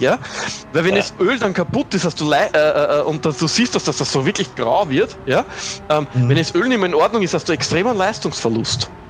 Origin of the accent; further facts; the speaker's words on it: Austria; ich als Österreicher